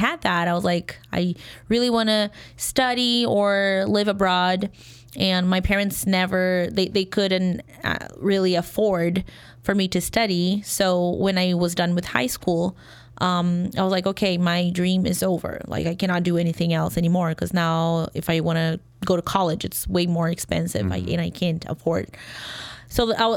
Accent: Brazil; English is a second language; moved away as an adult; now in Chicago, United States; I'm from Brazil

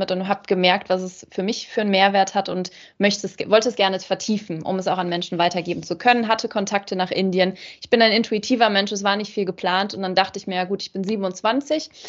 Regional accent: Rhineland, Germany; born there; moved away as an adult; Ich bin geboren im Rheinland äh, in Deutschland und werde im Winter 32 Jahre alt, lebe aber schon seit über anderthalb Jahren nicht mehr fest in Deutschland.

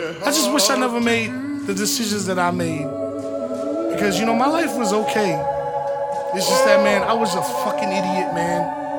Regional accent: New York, United States; growing up in New York was really tough, man.

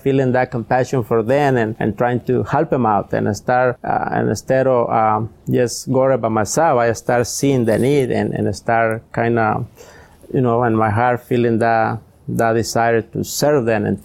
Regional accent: Jalisco, Mexico; English is a second language; moved away as an adult; also born or lived in Anaheim, California; now in Los Angeles, United States; I came from Mexico, you know, Jalisco, from, Jalisco. And I was living there.

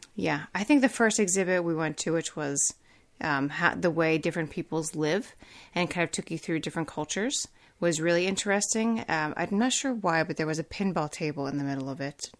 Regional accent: Pennsylvania, United States; I'm from Pennsylvania

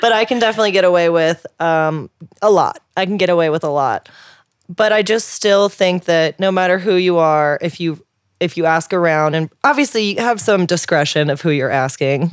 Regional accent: St. Louis, Missouri, United States; I'm from Saint Louis, Missouri

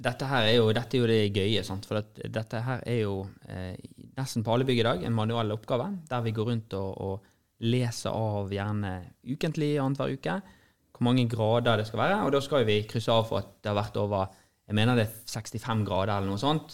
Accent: Norway; vi sier vi er fra Norge

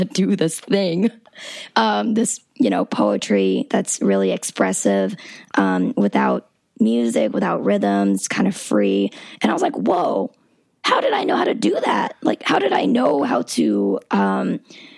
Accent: South Georgia, United States; I'm from South Georgia. I've been listening to hip hop all my life

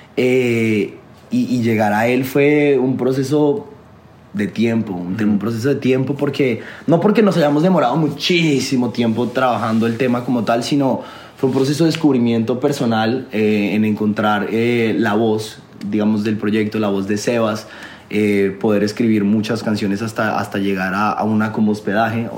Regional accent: Colombia; also born or lived in Los Angeles; a mí como colombiano

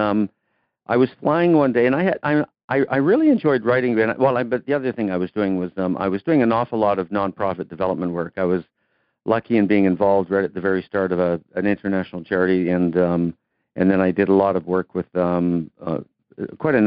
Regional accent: Canada; I'm a Canadian kid. Played hockey

